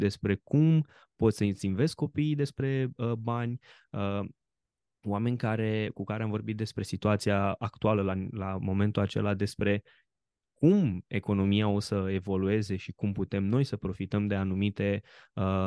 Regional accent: Romania; ca român

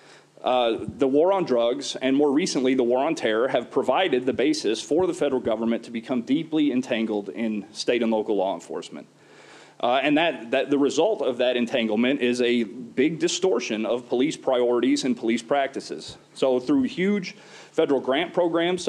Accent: Oklahoma, United States; from my home state of Oklahoma

